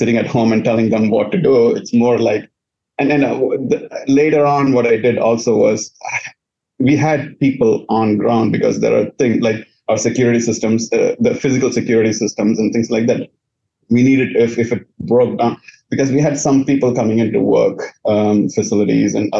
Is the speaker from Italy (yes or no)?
no; India; moved away as an adult; also born or lived in Louisiana, United States; now in United States; I was born in India